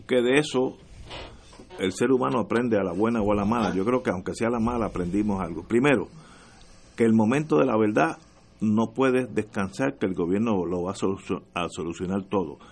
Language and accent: Spanish; Puerto Rico; porque somos latinos